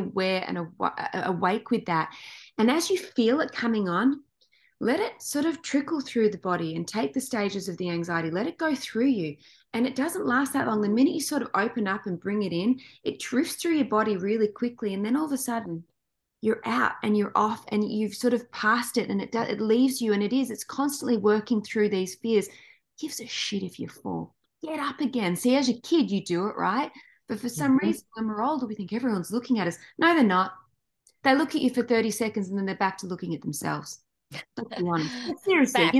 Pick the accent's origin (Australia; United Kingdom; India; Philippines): Australia; moved away as an adult; now in Los Angeles, United States; we grew up in Australia